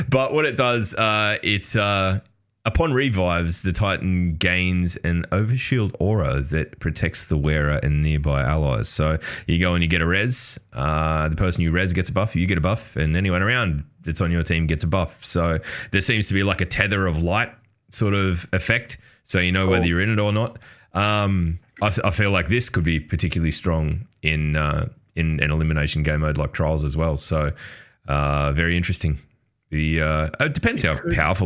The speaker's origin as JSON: {"language": "English", "country": "Australia", "said": "I'm Australian"}